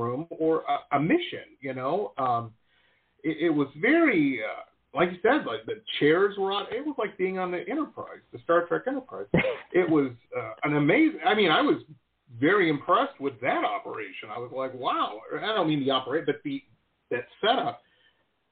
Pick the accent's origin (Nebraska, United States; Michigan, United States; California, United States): Michigan, United States; Detroit; now in South Florida, United States; I grew up in Metro Detroit